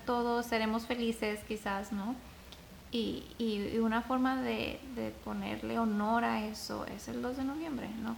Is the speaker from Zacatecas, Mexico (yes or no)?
yes; Zacatecas, Mexico; Zacatecas, de donde yo soy